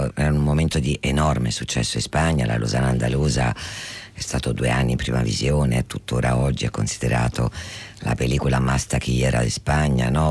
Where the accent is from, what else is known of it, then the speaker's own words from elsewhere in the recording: Italy; io sono molto legata alla mia lingua e alla mia terra